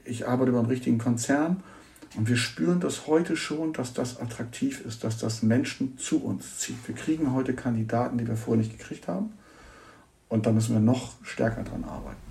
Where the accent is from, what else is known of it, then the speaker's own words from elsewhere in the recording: Hamburg, Germany; Ich bin Hamburger und kann seit über 20 Jahren so miterleben, wie hier ein Stadtteil entsteht